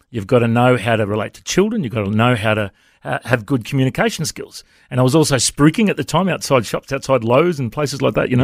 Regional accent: Coffs Harbour, New South Wales, Australia; now in Brisbane, Australia; growing up in Cofts

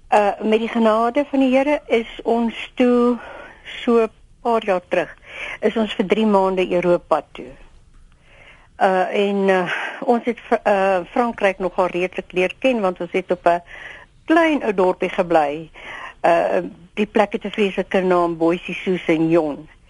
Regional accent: South Africa; Ek is 'n Suid-Afrikaner.

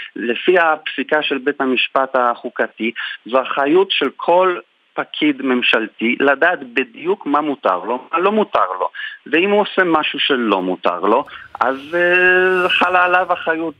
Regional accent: Poland; moved away as an adult; now in Israel; אני גדלתי בפולין, אז אה, למדתי משפטים ואז עליתי לארץ

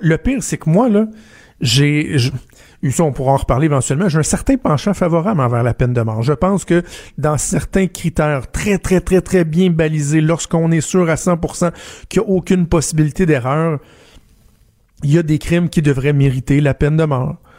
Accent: Quebec City, Quebec, Canada; chez nous à Québec

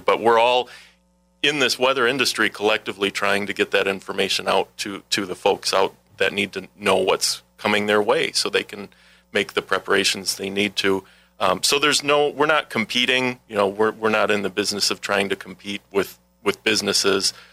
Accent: Milwaukee, Wisconsin, United States; moved away as an adult; now in La Crosse, United States; I'm a Wisconsin native. I grew up in the Milwaukee area

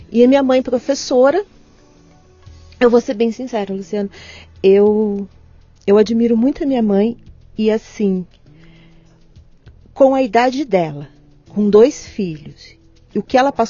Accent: Lorena, São Paulo, Brazil; born there; Eu nasci em Lorena interior

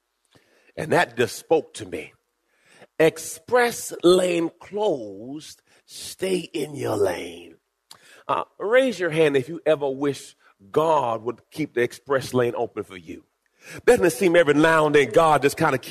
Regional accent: Jamaica; I was born in Jamaica.

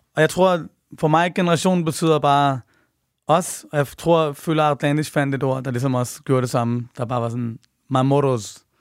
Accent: Denmark; født og opvokset i Danmark

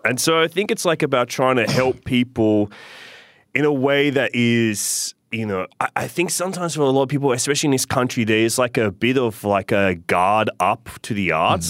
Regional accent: Sydney, New South Wales, Australia; I grew up in Inner West Sydney

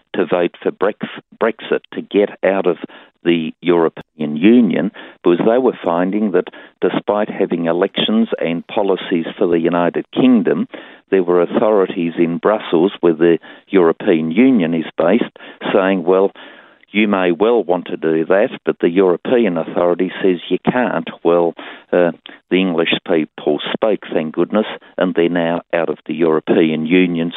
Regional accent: Tasmania, Australia; my home state of Tasmania

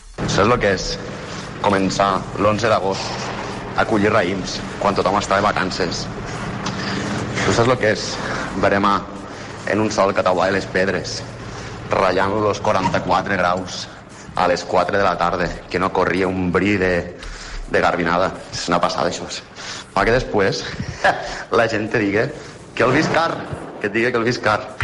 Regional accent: El Pla del Penedès, Catalonia, Spain; som del Pla del Penedès, tots dos

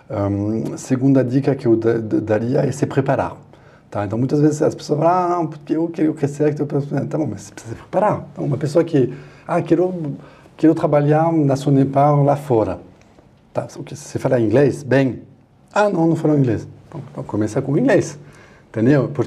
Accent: France; Portuguese is a second language; now in Brazil; bom, falar da França porque sou francês, né?

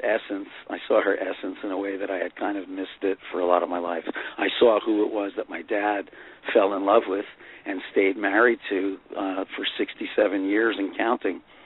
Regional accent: Fair Lawn, New Jersey, United States; when I was a kid growing up in Fair Lawn, New Jersey

